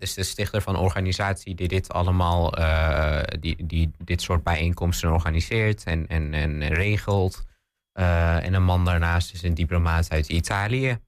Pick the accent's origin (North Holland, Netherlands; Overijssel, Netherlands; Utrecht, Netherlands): Overijssel, Netherlands; Pathmos/Stroinkslanden area, Twente; ik ben geboren in het Tweeklervels. Maar later zijn we verhuisd in 2010 naar de Postenbrink